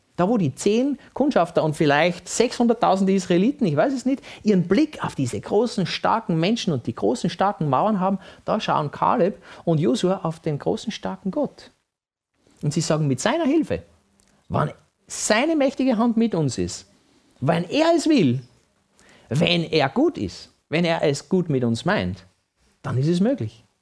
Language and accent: German; Vienna, Austria; Wenn ich mit meinem Papa als kleines Kind in Wien spazieren war